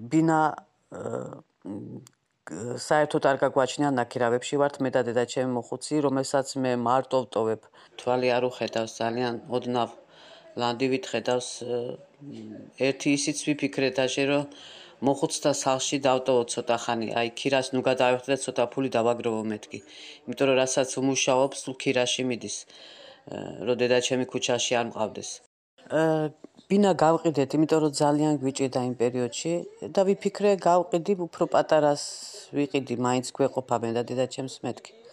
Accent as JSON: {"language": "Georgian", "town": "Batumi", "region": "Adjara", "country": "Georgia", "moved": "as an adult", "lives_now": "Istanbul, Turkey", "said": "ბათუმელი ვარ, ვარ 50 წლის, 20 წელიწადზე მეტია ვარ თურქეთში სტამბოლში."}